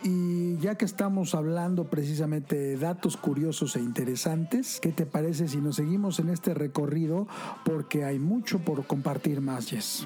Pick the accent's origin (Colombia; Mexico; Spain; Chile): Mexico; como mexicanos